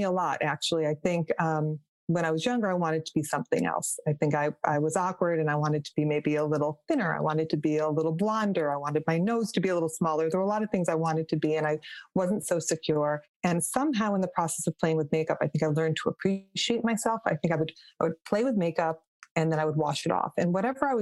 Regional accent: Rochester, New York, United States; I grew up in Rochester, New York, just about an hour outside of, outside of Buffalo and then next door to Canada.

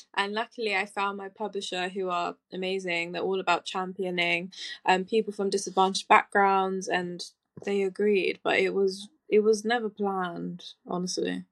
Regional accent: London, United Kingdom; I'm born and raised in East London

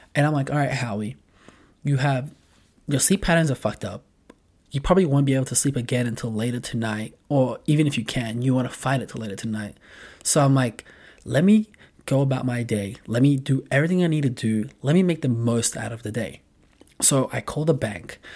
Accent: Australia; moved away as an adult; now in Los Angeles, United States; I'm an Australian, but I live in L A, been living there for a while

